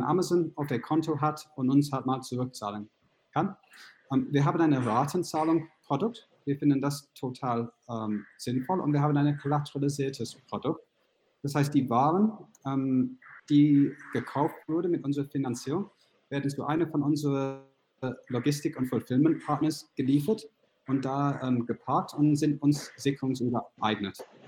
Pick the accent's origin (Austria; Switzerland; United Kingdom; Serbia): United Kingdom; accent: British; German is a second language; now in Munich, Germany; meinen britischen Akzent